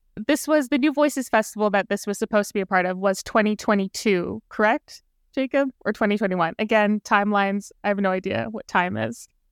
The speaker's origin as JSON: {"language": "English", "town": "Brampton", "region": "Ontario", "country": "Canada", "said": "I'm from the G T"}